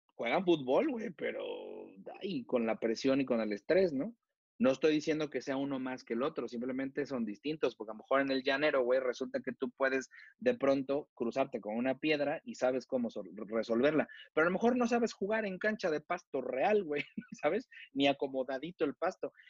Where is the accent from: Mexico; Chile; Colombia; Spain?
Mexico; como mexicanos